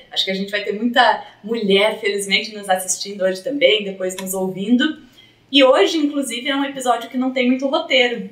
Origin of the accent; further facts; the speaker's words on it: Três Passos, Rio Grande do Sul, Brazil; moved away; eu sou de Três Passos